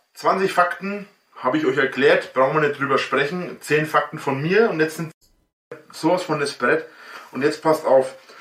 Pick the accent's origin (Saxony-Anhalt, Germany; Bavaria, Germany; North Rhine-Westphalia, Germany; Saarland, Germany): Bavaria, Germany; near Nuremberg, Franconia; ich bin auch Franke, bin auch Bayer ein Bayer